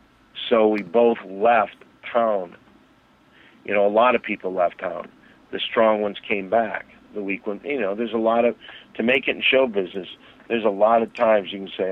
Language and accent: English; Saginaw Township, Michigan, United States; I came from Saginaw Township, Michigan, kind of off the bus